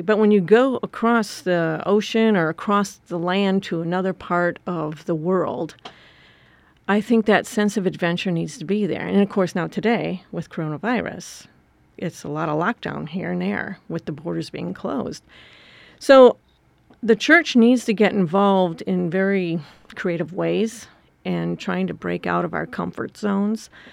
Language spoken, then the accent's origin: English; Wisconsin, United States; moved away; I grew up in Wisconsin on a farm